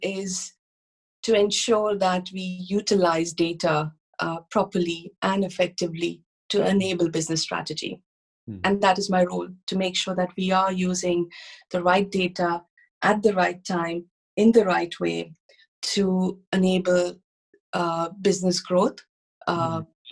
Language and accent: English; India; moved away as an adult; also born or lived in United States; I started my career in India. I grew up in India